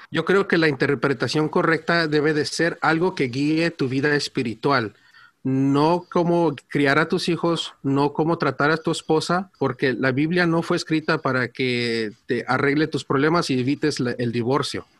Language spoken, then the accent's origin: Spanish; Orange County, California, United States; yo nací y crecí aquí en Estados Unidos, ah, aquí en el condado de Orange, en California